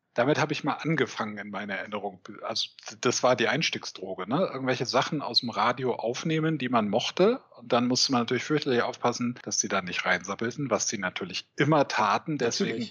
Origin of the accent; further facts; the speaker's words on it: Eutin, Schleswig-Holstein, Germany; Ich äh, komme aus und wohne auch immer noch einem kleinen Ort in Ostdeutschland, in Schleswig-Holstein, der heißt Eutin.